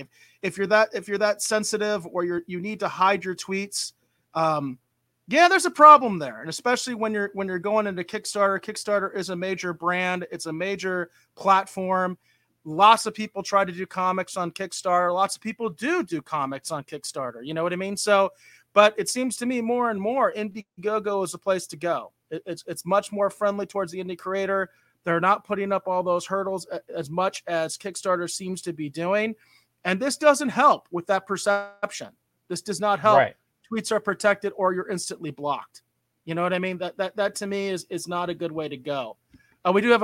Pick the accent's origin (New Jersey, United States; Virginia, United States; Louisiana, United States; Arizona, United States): Arizona, United States; we're all from Arizona